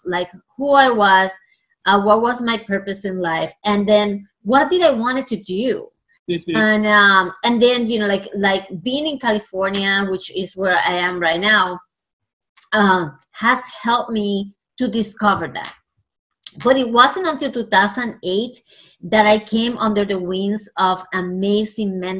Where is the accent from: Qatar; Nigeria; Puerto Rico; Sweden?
Puerto Rico; first language Spanish; English is a second language; moved away; I actually am originally from Puerto Rico. So I was raised in the Latino country, and obviously Spanish is my first language.